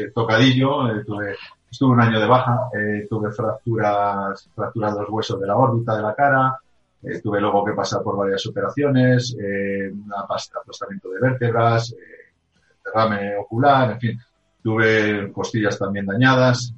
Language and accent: Spanish; Spain; also born or lived in Germany; nací en Alemania, eh, eh, posteriormente me vine a España, a mi país, con mis padres, eh, después de sacar, bueno, pues hacer aquí el bachiller, luego volvimos otra vez a Alemania